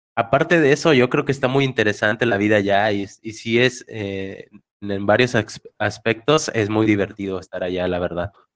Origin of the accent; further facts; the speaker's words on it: Reynosa, Tamaulipas, Mexico; also born or lived in Toronto; yo soy de Reynosa, entonces salí de Reynosa